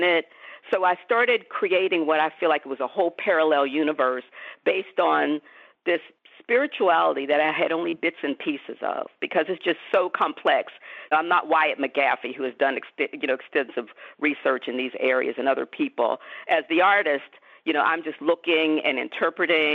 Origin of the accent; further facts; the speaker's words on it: Pittsburgh, Pennsylvania, United States; growing up in Pittsburgh